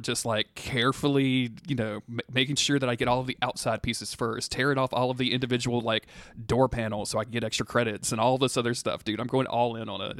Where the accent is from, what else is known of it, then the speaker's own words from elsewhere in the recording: the South, United States; I was raised in the South